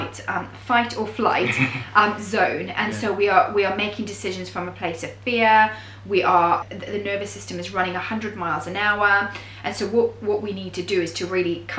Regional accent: Zimbabwe; moved away as an adult; now in United Kingdom; So I am from Zimbabwe originally and I'm Greek, and I grew up there for most of my life and then moved to the UK when I was at the age of 20

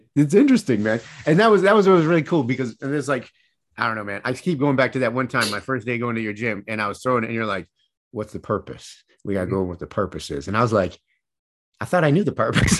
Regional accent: Michigan, United States; I grew up in Michigan

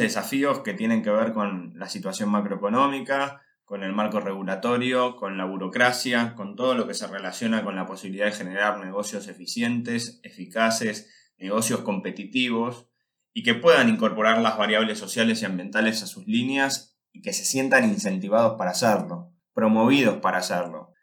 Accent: Argentina; Los argentinos debemos

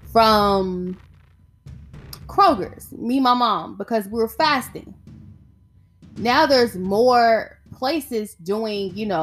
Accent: the South, United States; I'm from the South

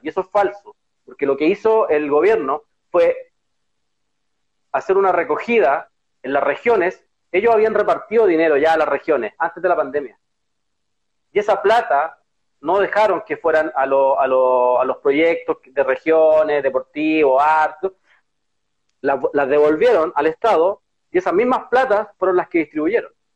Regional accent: Chile; nosotros como pueblo chileno

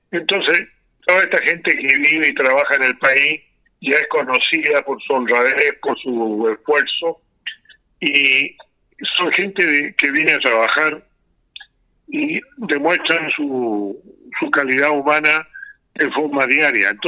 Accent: Chile; tengo que decir que yo soy chileno, eh, nacido en familia musulmana, y la comunidad musulmana en Chile ya tiene acá más de 120 años

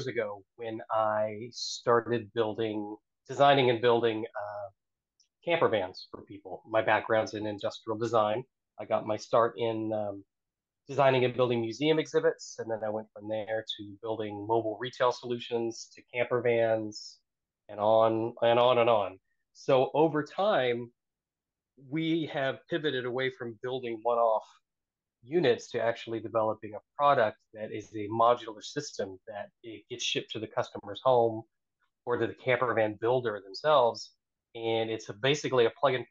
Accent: Oklahoma, United States; now in Philadelphia, United States; I actually grew up on the plains of Oklahoma

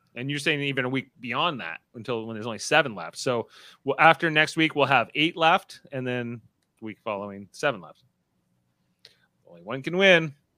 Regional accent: the Niagara region, Canadian side of the border, Ontario, Canada; we're from the general region, although on this side of the border.

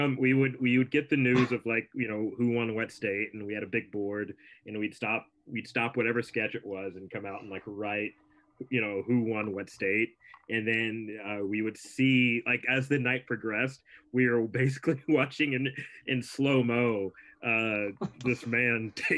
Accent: United States; because I'm an American and we don't care about anyone else's stuff.

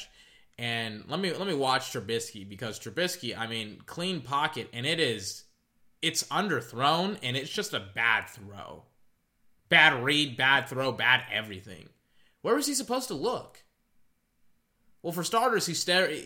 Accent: United States; as an American

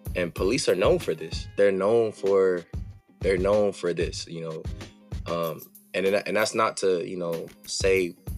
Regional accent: Los Angeles, California, United States; I'm from Los Angeles, California, specifically the Crenshaw District. That's what it is. I mean, I was born and raised in the city

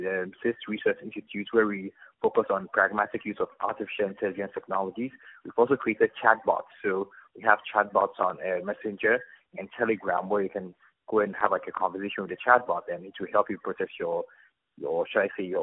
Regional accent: Ghana; I'm from Ghana

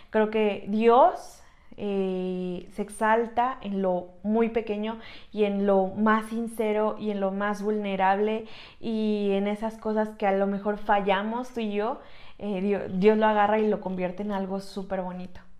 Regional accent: Tlaxcala, Mexico; also born or lived in Puebla; yo nací en Puebla, pero resido en Tlaxcala desde chiquita

